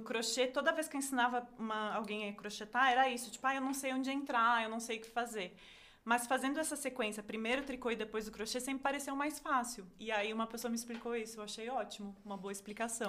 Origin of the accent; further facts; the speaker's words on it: Caxias do Sul, Rio Grande do Sul, Brazil; moved away; eu sou de Caxias do Sul, minha família tá lá